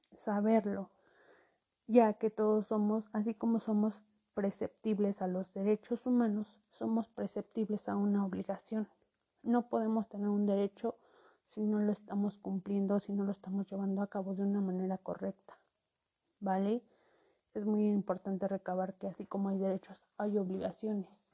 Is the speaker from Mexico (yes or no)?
yes; Mexico; como mexicanos tenemos